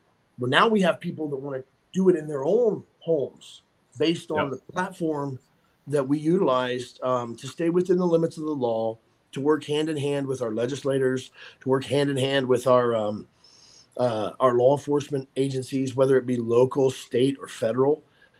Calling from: Franklin, Tennessee, United States; Brother Brad, I am coming from Franklin, Tennessee right now, which is just a little town south of Nashville.

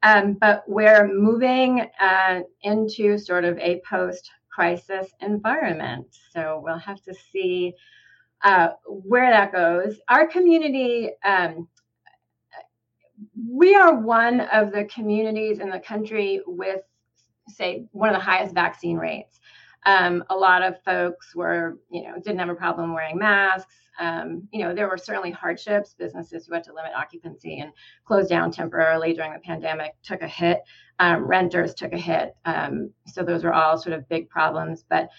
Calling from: Ithaca, New York, United States; also born or lived in Houston

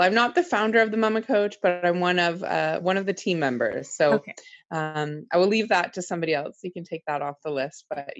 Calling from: Toronto, Ontario, Canada; I'm just outside of Toronto, basically in Toronto, in Ontario.

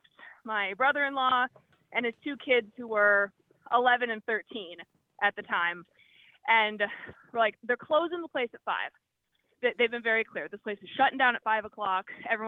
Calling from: Florida, United States; I'm calling you from Walt Disney World.

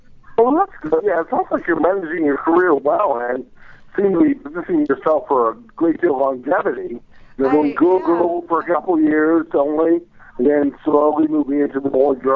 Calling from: Atlanta, Georgia, United States; I'm calling from Atlanta, Georgia.

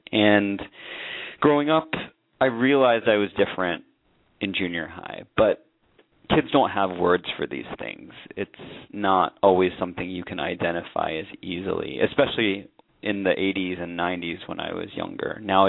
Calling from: New York City, New York, United States; I'm in New York City.

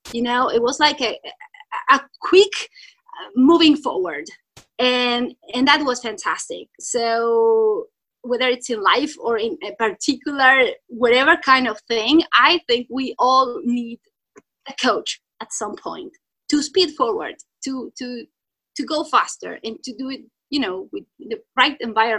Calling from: Italy; English is a second language; Yes, hello … I'm jumping in from Italy.

